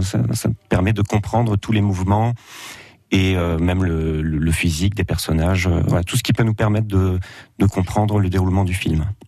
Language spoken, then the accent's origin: French; Auxerre, Bourgogne-Franche-Comté, France; je suis natif d'Auxerre